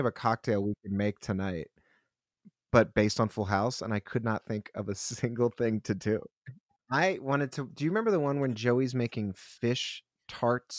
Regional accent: Philadelphia, Pennsylvania, United States; now in New York, United States; I'm from Philly

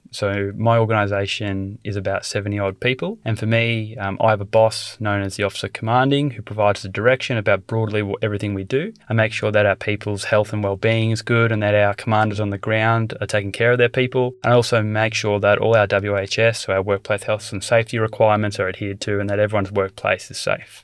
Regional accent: Australia; born or raised there

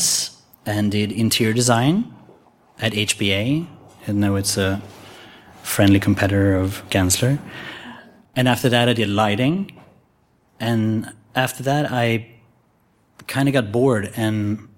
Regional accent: Sweden; I was born in Sweden

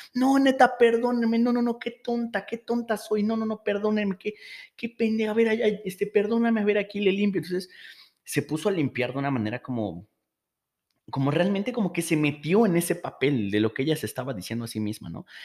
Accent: Mexico; Esto pasa mucho aquí en México

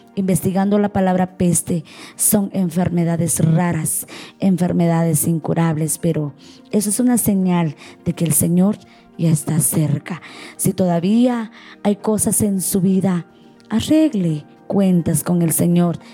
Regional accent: Nahualá, Sololá, Guatemala; yo soy de Nahualá, Solola Guatemala, Centroamérica.

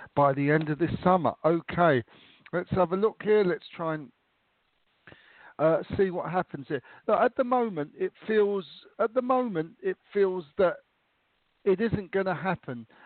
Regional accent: London, United Kingdom; moved away as an adult; now in Austria; I now live in Austria, in uh, next door to Germany, and I, I grew up in London

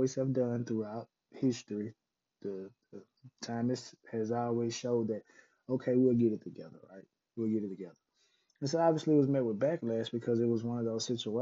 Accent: Mississippi, United States; moved away; going back to my home state of Mississippi

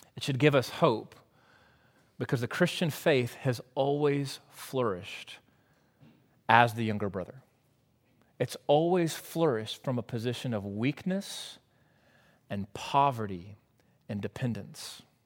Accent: United States

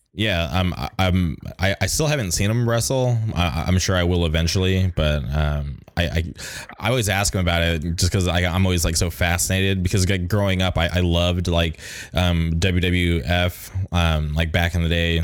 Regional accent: Palm Springs, California, United States; now in Orange County, United States; I grew up in the Palm Springs area, so um, I eventually made the move to Orange County

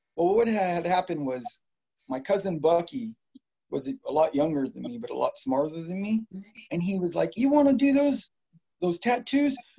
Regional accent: Modesto, California, United States; I grew up a little bit on East Modesto, and in the Highway Village.

